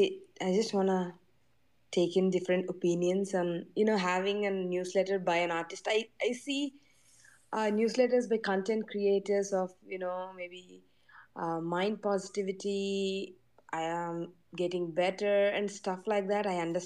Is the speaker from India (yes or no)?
yes; India; I'm being from India